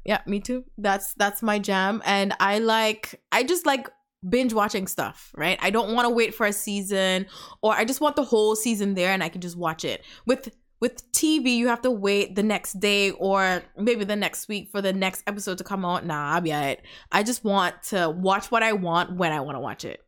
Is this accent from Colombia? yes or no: no; Antigua & Barbuda; also born or lived in Canada / United States; now in Texas, United States; we're from the Caribbean, guys. I'm from Antigua.